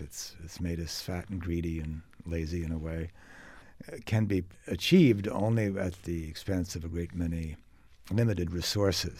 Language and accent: English; United States; as an American